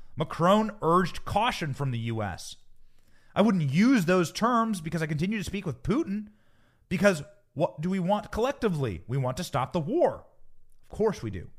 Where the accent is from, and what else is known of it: United States